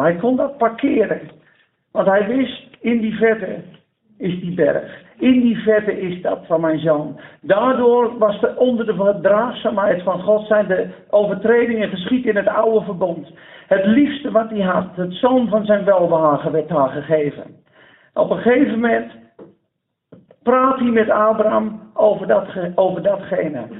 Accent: Netherlands; als Nederlanders

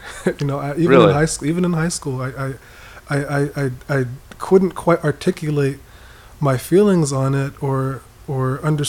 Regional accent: East Coast, United States; Even though I grew up on the East Coast, we pretty much kept to ourselves.

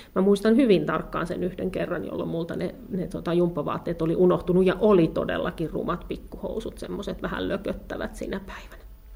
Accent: Kerava, Uusimaa, Finland; also born or lived in Ostrobothnia; mä olen siis lapsuuteni asunut Keravalla. Joo, mä oon syntyisin, syntyisin Pohjanmaalta, mutta tota, kyllä ne on mun lapsuuden maisemia

